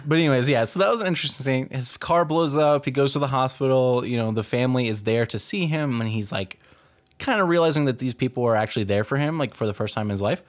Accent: Dallas, Texas, United States; moved away; I grew up in Texas my whole life.

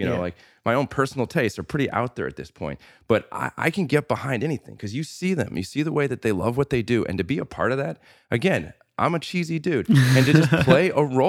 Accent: Normal, Illinois, United States; So your punk rock scene isn't this little town that you live in. It's, so I grew up in a town called Normal, Illinois.

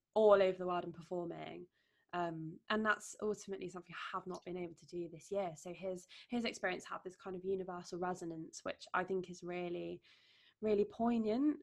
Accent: Derbyshire, East Midlands, United Kingdom; now in London, United Kingdom; my hometown in Derbyshire

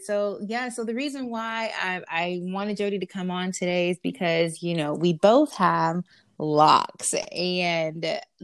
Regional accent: Florida, United States; moved away; I'm from Florida

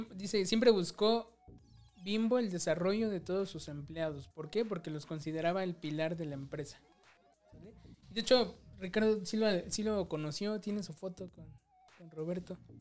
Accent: Mexico; tú y yo somos bien, bien mexicanos

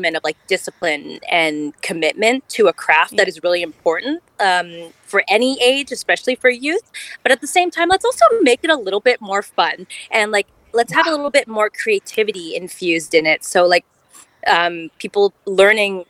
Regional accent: Ottawa, Ontario, Canada; I'm born and bred in Ottawa

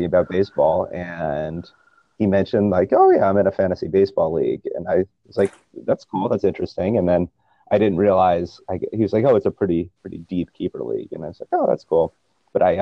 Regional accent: Northern New Jersey, United States; I'm from Northern New Jersey originally, so the New York media marketplace, and I'm born in 1989

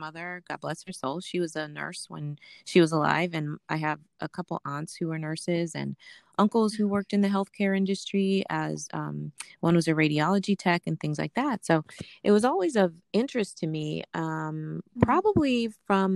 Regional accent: California, United States; moved away as an adult; also born or lived in Mount Vernon, New York; now in Pennsylvania, United States; I was born and raised in Mount Vernon, New York. And then I moved to California when I was seven. Mm-hmm. I grew up in California from the time I was seven until I went to Temple when I was 19 or 20 years old.

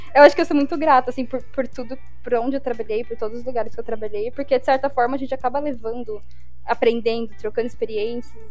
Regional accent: Brazil; moved away

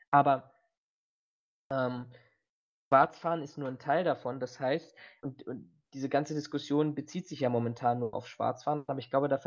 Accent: Berlin, Germany; Ich bin ja auch Berliner

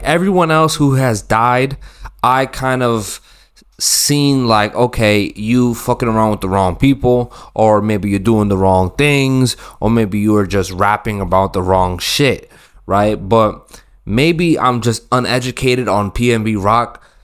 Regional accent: Massachusetts, United States; I'm from Massachusetts, y'all. I'm from the East Coast

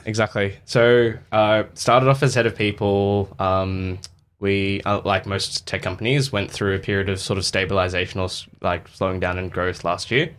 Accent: the West, Western Australia, Australia; so in Australia, um, I grew up in the West

